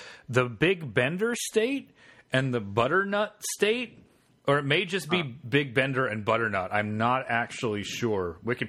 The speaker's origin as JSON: {"language": "English", "town": "Marion", "region": "Indiana", "country": "United States", "tie": "born or raised there", "said": "Indiana, the shitty town where I grew up. I went to high school there. I grew up in Ohio. Has like 40,000, maybe 50,000 people. And it's a garbage small town. So it's that kind of Appalachian place."}